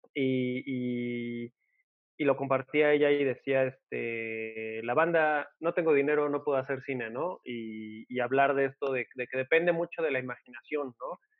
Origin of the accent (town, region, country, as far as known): Mexico